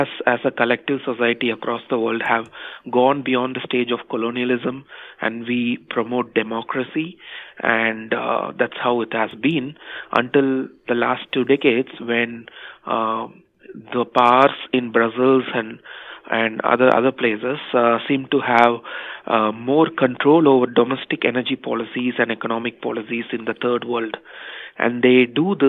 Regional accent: India; moved away as an adult; also born or lived in United Kingdom; I was born and raised in India

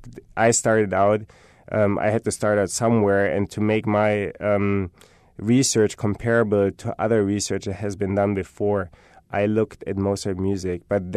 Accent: Germany; I'm from Germany. I have German rap.

